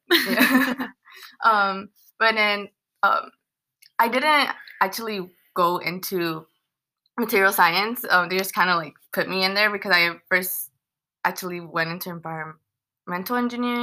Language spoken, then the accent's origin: English; Los Angeles, California, United States; moved away as an adult; now in Riverside, United States; I was born in the San Fernando Valley, and then I came to Riverside when I started going to school at UCR